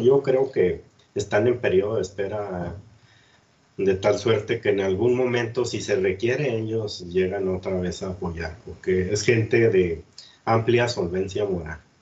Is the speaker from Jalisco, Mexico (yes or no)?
no; Cuauhtémoc, Chihuahua, Mexico; moved away as an adult; also born or lived in Ciudad Juárez; yo soy de aquí de Cuauhtémoc y conozco mucha gente de, toda la vida de aquí de Cuauhtémoc